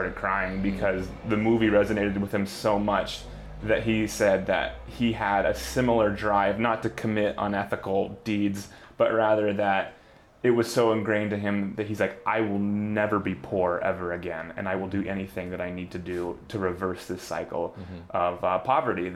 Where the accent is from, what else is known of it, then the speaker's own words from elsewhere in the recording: Colorado, United States; moved away as an adult; also born or lived in Washington State; now in Seattle, United States; I was born in the U.S. and then around first grade, I moved to Colorado, and I did most of my growing up in Colorado